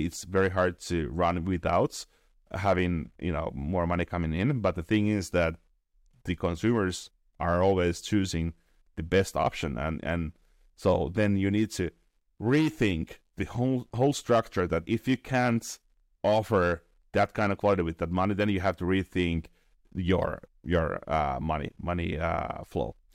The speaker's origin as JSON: {"language": "English", "country": "Finland", "said": "I'm from Finland"}